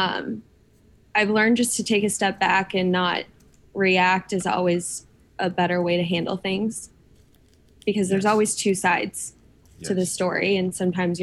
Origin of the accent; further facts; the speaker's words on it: Des Moines, Iowa, United States; moved away as an adult; now in Nashville, United States; I lived in Des Moines, which is the biggest city in Iowa